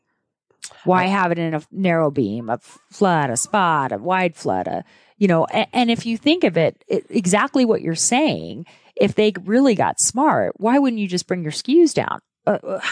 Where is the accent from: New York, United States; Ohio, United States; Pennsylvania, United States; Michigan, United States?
Pennsylvania, United States; Pittsburgh; now in California, United States; I was born in Pittsburgh, Pennsylvania.